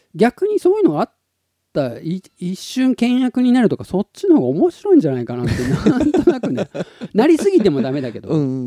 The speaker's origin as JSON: {"language": "Japanese", "region": "Tottori", "country": "Japan", "tie": "born or raised there", "also_born_or_lived": "Kansai", "moved": "yes", "said": "鳥取生まれ"}